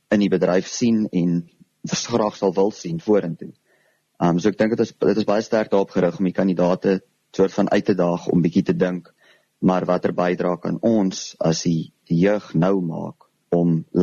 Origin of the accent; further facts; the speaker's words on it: Karoo, South Africa; Um ek was tot en met graad 8 toe op Hoërskool Vryseberg waar ek vandaan kom, die klein plekjie in die Karoo.